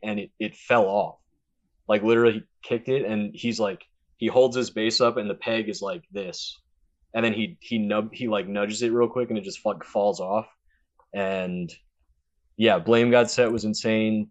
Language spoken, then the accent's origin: English; Maryland, United States; moved away as an adult; also born or lived in Eastern Shore, Maryland; now in Delaware, United States; I'm originally from Maryland.